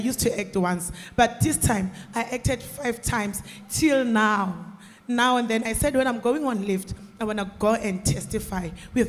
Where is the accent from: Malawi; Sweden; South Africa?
South Africa; I'm from South Africa.